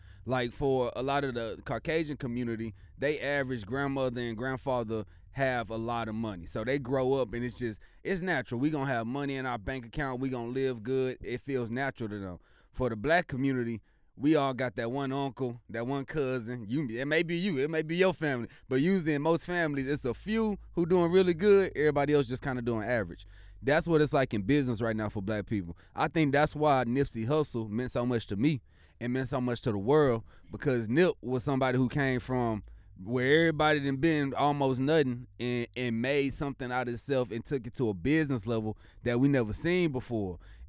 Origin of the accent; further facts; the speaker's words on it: Missouri, United States; from the Mo.